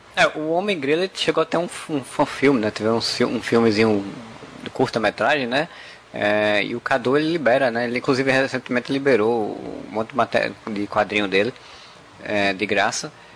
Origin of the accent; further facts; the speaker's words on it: Paraíba, Brazil